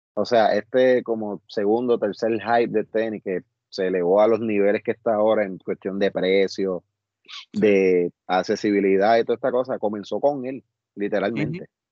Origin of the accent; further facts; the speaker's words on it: Añasco, Puerto Rico; en la urbanización donde yo me crié, en, en acá, en Añasco